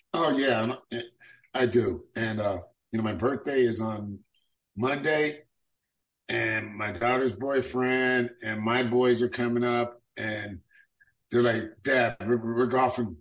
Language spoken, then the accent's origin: English; Sacramento, California, United States; I grew up in District 7 out in South Sac